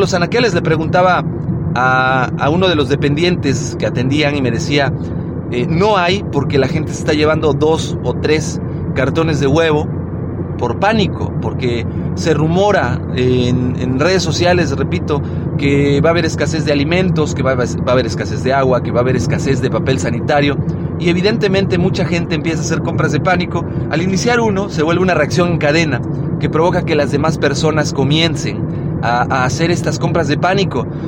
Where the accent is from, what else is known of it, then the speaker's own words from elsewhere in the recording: Mexico; como buenos mexicanos